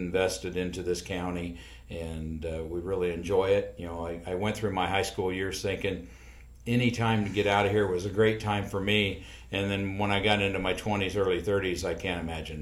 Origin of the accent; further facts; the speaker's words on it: York, Nebraska, United States; also born or lived in Strasburg; we moved to York from Strasburg when Overland took over and brought the company to town